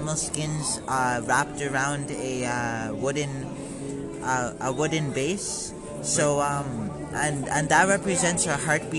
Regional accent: Brandon, Manitoba, Canada; I am a local from Brandon, Manitoba

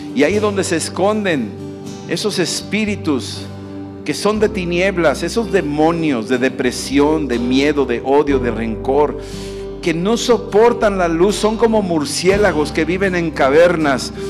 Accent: Mexico; yo vengo de México

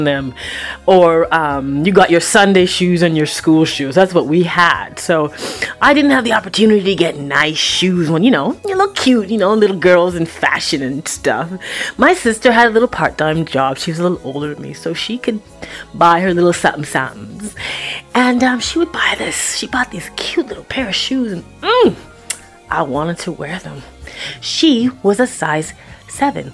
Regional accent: Toronto, Ontario, Canada; moved away; also born or lived in Vancouver; when I was growing up in Toronto, Scarborough, Eppleworth, Kennedy and Eglinton

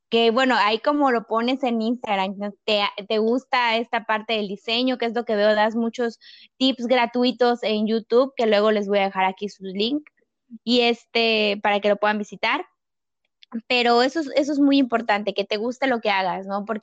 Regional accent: Mexico; yo tengo 28 años, soy mexicana, vivo cerca de la Ciudad

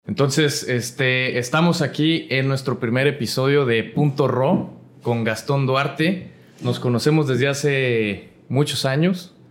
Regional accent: Aguascalientes, Mexico; moved away as an adult; que soy de Aguascalientes, este, creo que mi mentalidad mientras crecía yo allá

